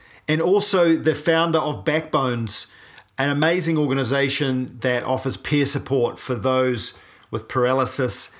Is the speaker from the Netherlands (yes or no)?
no; New Zealand; I'm a paraplegic from New Zealand